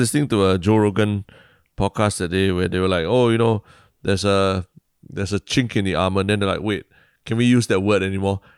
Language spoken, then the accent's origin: English; Singapore; being Singaporean, um, you know, we grew up with a lot of, uh, playing with words like